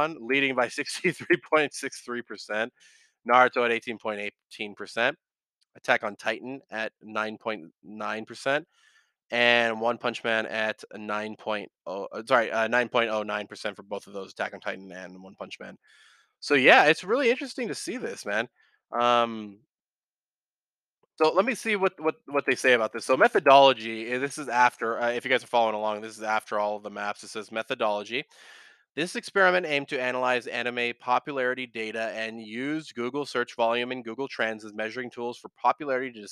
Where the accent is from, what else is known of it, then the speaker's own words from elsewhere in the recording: United States; I'm an American